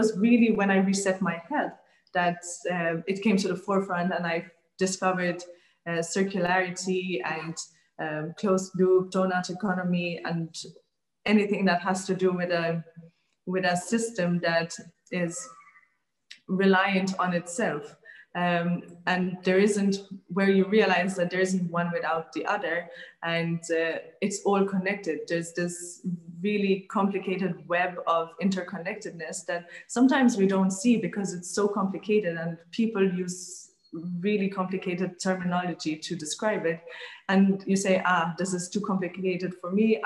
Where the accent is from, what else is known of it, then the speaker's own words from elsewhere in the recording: Malta; I grew up in Malta